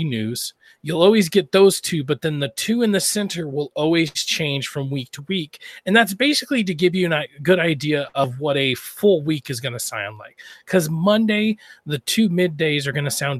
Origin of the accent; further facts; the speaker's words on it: Idaho, United States; I'm from Idaho